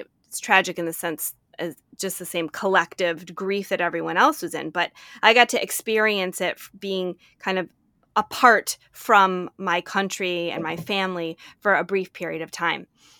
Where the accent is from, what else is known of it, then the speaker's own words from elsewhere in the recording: United States; I'm an American. I was in law school at the time.